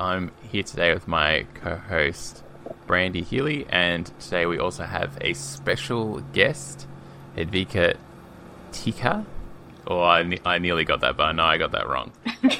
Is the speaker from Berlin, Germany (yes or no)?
yes; Berlin, Germany; I'm from Berlin, but she's chatting to us from Paris.